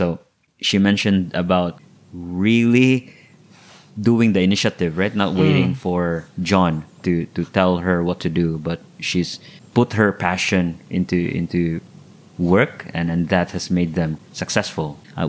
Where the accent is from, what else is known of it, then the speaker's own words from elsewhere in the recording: Philippines; Filipinos now are all over the world.